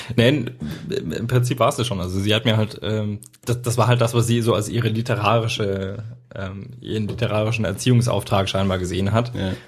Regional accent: Erlangen, Bavaria, Germany; wir sind in Henlohe groß geworden

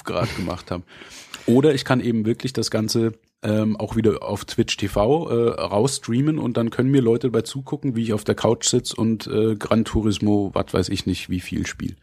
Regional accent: Bavaria, Germany; bei uns in Bayern

